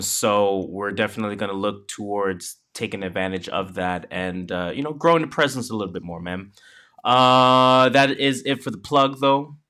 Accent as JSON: {"language": "English", "country": "Canada", "said": "we are Canadian"}